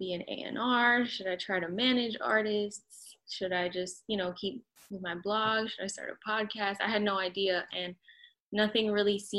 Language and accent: English; Miami, Florida, United States; also born or lived in New Orleans, Louisiana; I grew up in South Florida, Miami area